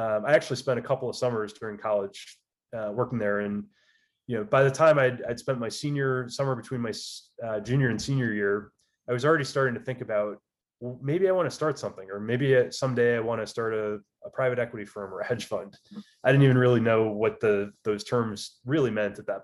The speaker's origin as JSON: {"language": "English", "region": "Michigan", "country": "United States", "tie": "born or raised there", "moved": "as an adult", "said": "Grew up, born and raised in Michigan, played a lot of tennis as a kid."}